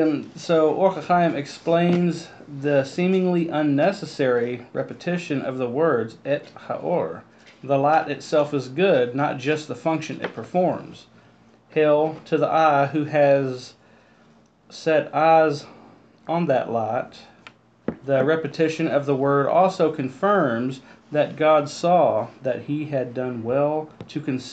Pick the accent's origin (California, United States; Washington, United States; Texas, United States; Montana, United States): Texas, United States; I'm from as far west of Israel as you can, Texas. I'm from West Israel.